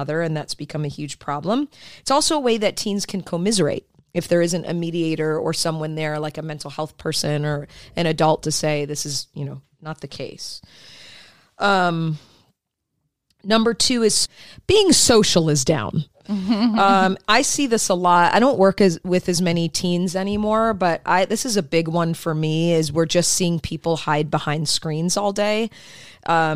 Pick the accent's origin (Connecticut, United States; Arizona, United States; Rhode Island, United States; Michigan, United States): Michigan, United States; I grew up in Michigan